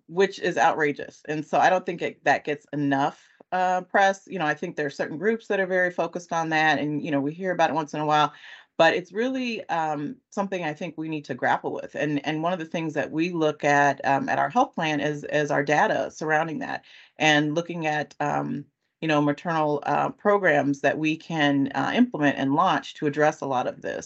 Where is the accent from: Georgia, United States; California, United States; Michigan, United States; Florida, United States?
California, United States; now in Chicago, United States; I'm originally from California